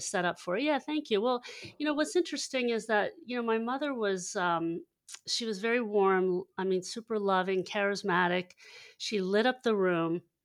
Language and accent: English; Hershey, Pennsylvania, United States; also born or lived in Lancaster, Pennsylvania; I, I grew up in Hershey, Pennsylvania, and, and navigated a little east to Lancaster, Pennsylvania after college.